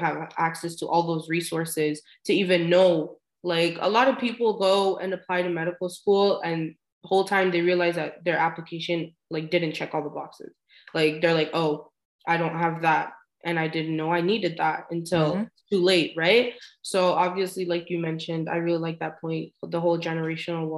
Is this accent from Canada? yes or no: yes; Canada; as a Canadian